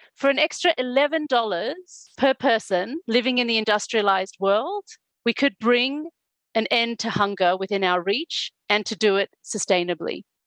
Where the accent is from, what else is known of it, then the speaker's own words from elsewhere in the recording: South Africa; I was born and I grew up in South Africa during the apartheid regime